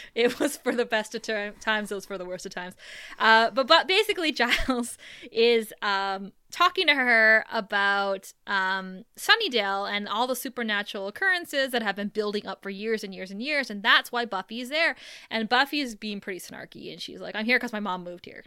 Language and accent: English; Thunder Bay, Ontario, Canada; moved away; growing up in Thunder Bay, like, there was probably only one Starbucks while we grew up